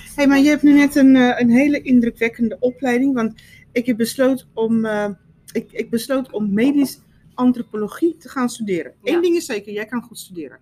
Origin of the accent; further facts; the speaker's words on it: South Africa; now in Netherlands; ik ben opgevoed in Zuid-Afrika